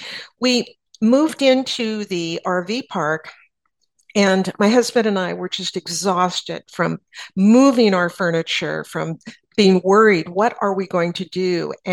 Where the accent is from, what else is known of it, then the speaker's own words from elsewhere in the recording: San Antonio, Texas, United States; "Where are you from?" And I said, "San Antonio."